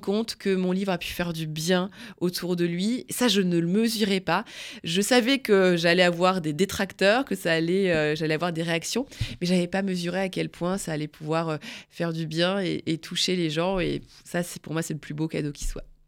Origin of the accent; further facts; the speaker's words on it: the North, Hauts-de-France, France; je viens d'une famille picarde, hein, je viens du Nord